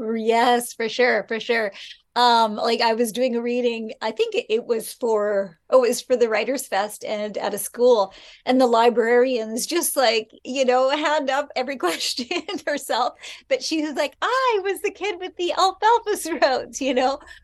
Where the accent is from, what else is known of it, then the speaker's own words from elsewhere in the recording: Prince Rupert, British Columbia, Canada; I've loved growing up in Prince Rupert